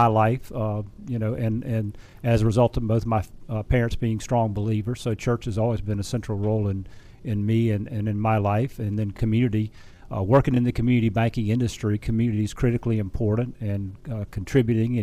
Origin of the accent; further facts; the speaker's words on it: Beaufort, South Carolina, United States; moved away; also born or lived in Charlotte, North Carolina; Originally from Beaufort, South Carolina